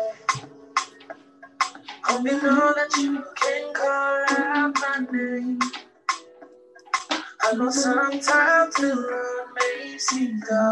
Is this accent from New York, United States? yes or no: no; Georgia, United States; I'm from Georgia. You hear my accent